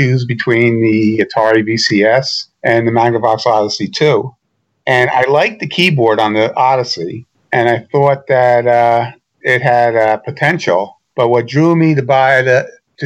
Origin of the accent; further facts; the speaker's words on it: Irvington, New Jersey, United States; moved away; I grew up in Irvington, New Jersey